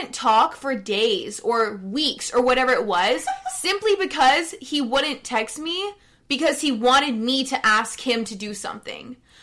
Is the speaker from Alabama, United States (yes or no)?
yes; Alabama, United States; I know I'm from the South. Like, I know I'm from Alabama